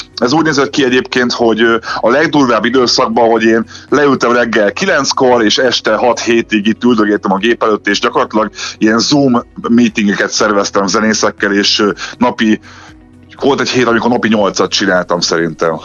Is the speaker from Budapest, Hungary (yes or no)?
yes; Budapest, Hungary; én ott laktam nem messze a Budapest Parktól, ott nőttem fel